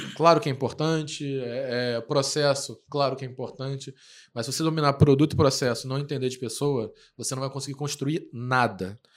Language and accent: Portuguese; Rio de Janeiro, Brazil; a gente é carioca, então esse é o nosso jeito de falar mesmo.